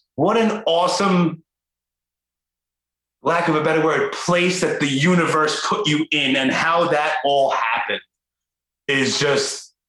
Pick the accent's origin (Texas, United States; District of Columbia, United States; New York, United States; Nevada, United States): New York, United States; New York City; I guess it's my age, born and raised in Brooklyn.